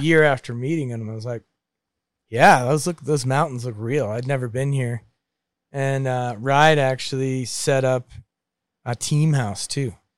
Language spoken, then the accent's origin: English; Maine, United States; moved away; growing up in Maine with a dickhead brother